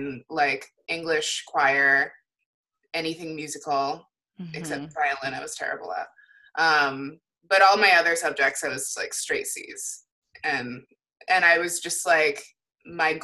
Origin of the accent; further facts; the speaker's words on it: Connecticut, United States; I'm from Connecticut